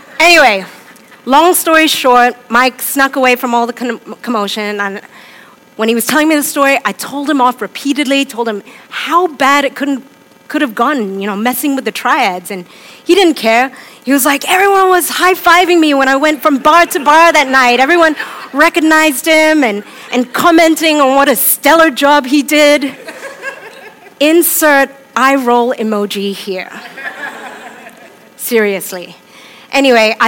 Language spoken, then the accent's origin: English; Hong Kong; moved away; I'm from Hong Kong. I was born there and I grew up there.